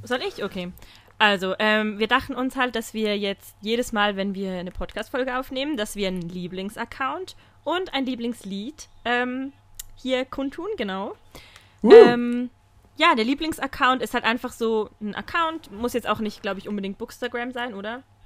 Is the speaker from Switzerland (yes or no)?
yes; Switzerland; Bei uns in der Schweiz